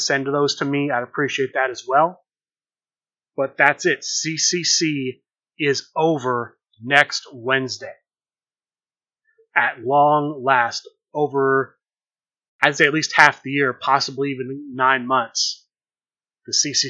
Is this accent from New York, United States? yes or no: no; Columbus, Ohio, United States; my hometown in Columbus, Ohio